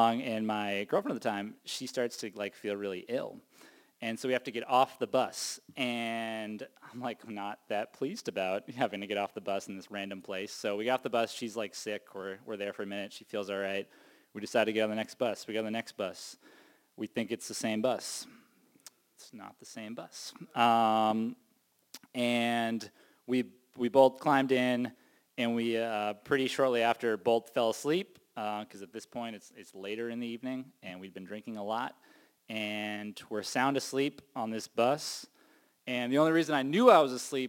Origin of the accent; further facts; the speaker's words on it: Cape Cod, Massachusetts, United States; I was born and raised on the Cape.